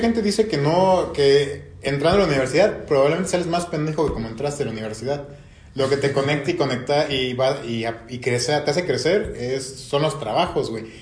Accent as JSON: {"language": "Spanish", "country": "Mexico"}